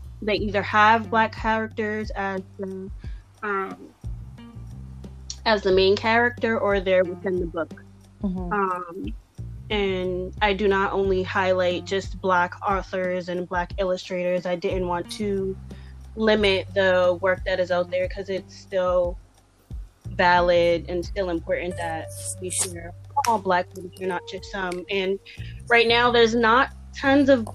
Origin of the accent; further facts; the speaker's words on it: Boston, Massachusetts, United States; also born or lived in Randolph, Massachusetts; I was born and raised in Boston. All my life, I've lived from Roxbury to Dorchester to Mattapan.